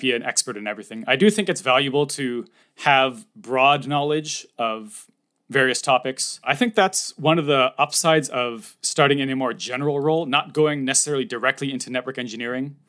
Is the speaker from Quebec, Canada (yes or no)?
no; Toronto, Ontario, Canada; moved away as an adult; now in Japan; I am from Canada, Toronto or near Toronto.